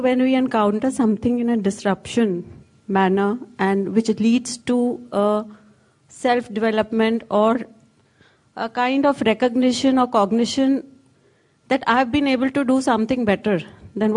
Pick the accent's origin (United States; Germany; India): India; Kolkata, West Bengal; I come from India and from Kolkata.